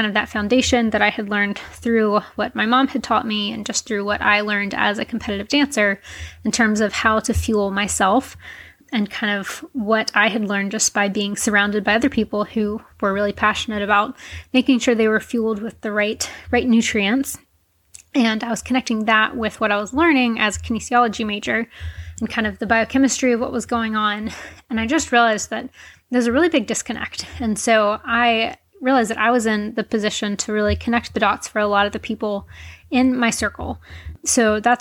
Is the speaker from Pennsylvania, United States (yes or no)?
no; Charlotte, North Carolina, United States; moved away as an adult; also born or lived in California; I am originally from Charlotte, North Carolina. I grew up a competitive dancer